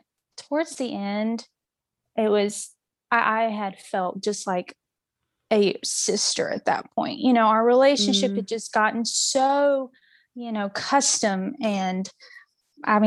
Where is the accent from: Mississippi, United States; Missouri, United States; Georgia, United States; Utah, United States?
Mississippi, United States; I am from Mississippi